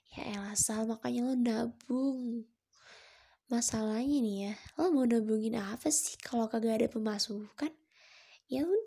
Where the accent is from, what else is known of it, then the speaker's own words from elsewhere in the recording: Padang, West Sumatra, Indonesia; Ya gue orang Padang